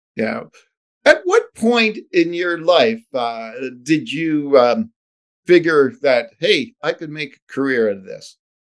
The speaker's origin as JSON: {"language": "English", "town": "Chicago", "region": "Illinois", "country": "United States", "tie": "born or raised there", "moved": "yes", "lives_now": "Edmonton, Canada", "said": "born and raised in Chicago, Illinois"}